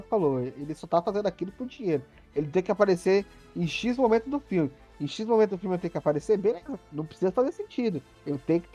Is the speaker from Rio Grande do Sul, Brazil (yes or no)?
no; Mogi das Cruzes, São Paulo, Brazil; sou daqui de Mogi